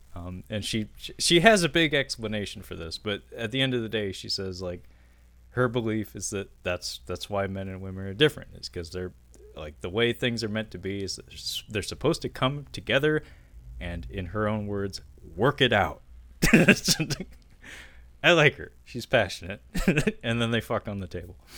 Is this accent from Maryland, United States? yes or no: no; Seattle, Washington, United States; that sounds like my hometown